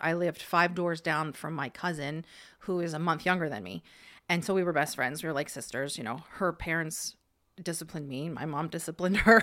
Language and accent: English; Hershey, Pennsylvania, United States; also born or lived in Ohio; she moved out here when I was ten, so I was in fourth grade. So we moved to Hershey, and I went to Hershey